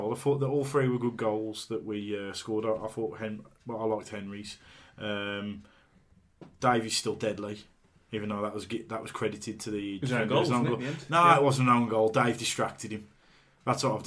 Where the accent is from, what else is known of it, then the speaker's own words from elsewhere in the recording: Tipton, West Midlands, United Kingdom; I'm from Tipton